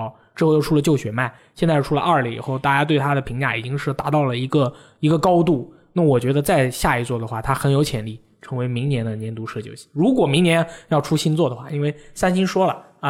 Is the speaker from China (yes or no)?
yes; China; 返校确实一定要买。作为一个中国人，